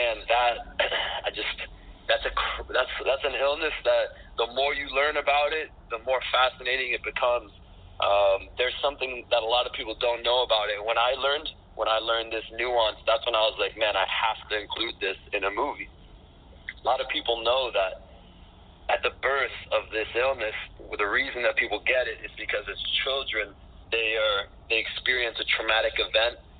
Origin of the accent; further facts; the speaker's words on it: Miami, Florida, United States; I'm born and raised in Miami